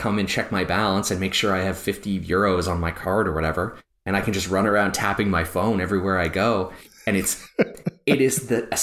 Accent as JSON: {"language": "English", "country": "Canada", "said": "they know me as a Canadian in this bank account"}